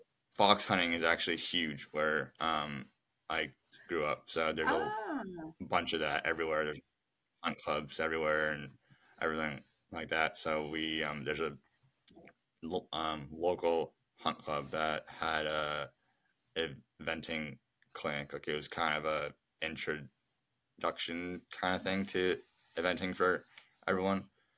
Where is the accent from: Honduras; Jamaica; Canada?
Canada; Guelph, Ontario; now in United States; I grew up in a relatively smaller town, probably an hour outside of Toronto, called Guelph, which is, it's not that small of a town. Like, it has a big university and all that, but kind of where we lived was on the outskirts